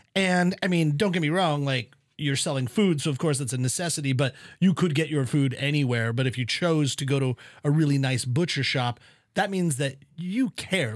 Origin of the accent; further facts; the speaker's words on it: West Coast, United States; moved away; growing up on the West Coast